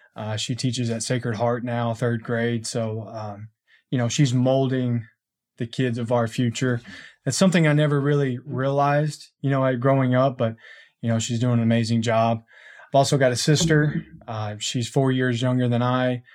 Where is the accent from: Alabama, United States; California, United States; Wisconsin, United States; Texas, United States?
Texas, United States; Conroe; I grew up here in Conroe.